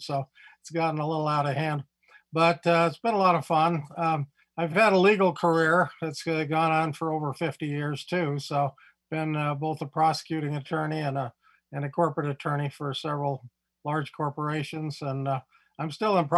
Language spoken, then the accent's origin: English; Provo, Utah, United States; I grew up in Provo, Utah, and grew up with the community